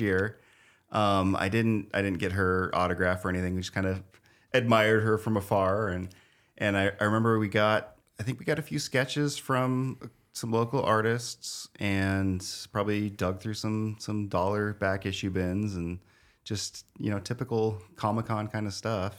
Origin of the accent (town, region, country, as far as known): Spokane, Washington, United States; born or raised there; also born or lived in Wichita, Kansas